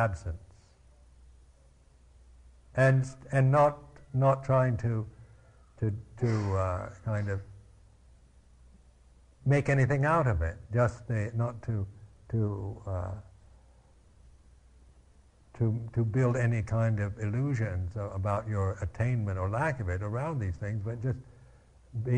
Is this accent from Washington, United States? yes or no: yes; Seattle, Washington, United States; I was born in Seattle, Washington